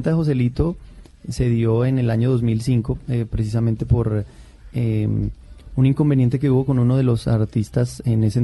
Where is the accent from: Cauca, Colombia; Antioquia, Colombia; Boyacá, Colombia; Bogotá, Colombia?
Boyacá, Colombia; me fui para, mi, departamento, yo soy boyacense